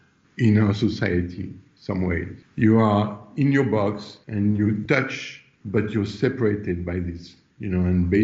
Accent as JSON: {"language": "English", "country": "France", "also_born_or_lived": "Los Angeles", "moved": "as an adult", "said": "I'm from France and I, Los Angeles at the time, I've been in Los Angeles for 9 years."}